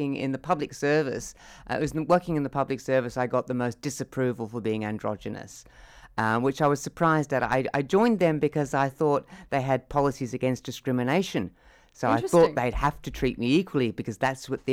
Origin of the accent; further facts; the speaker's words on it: Perth, Western Australia, Australia; moved away; Growing up in Perth, it was Perth